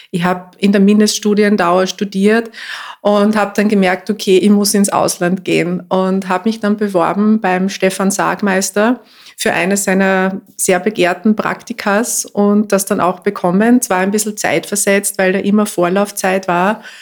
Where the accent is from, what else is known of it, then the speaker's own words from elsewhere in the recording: Mühlviertel, Upper Austria, Austria; moved away; also born or lived in Linz / New York; ich bin ursprünglich Mühlviertlerin, also ich bin aufgewachsen im äh, Mühlviertel in einem kleinen Ort in einem Haus- und Küchengerätegeschäft, wo nebenan die Spenglerei von meinem Großvater und von meinem Vater war.